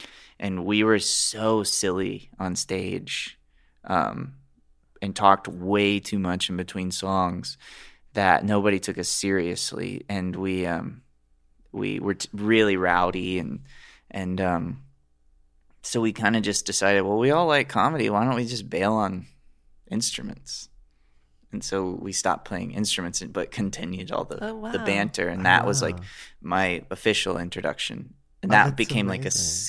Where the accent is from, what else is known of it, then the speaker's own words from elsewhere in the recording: Alabama, United States; now in Los Angeles, United States; We grew up together in Alabama.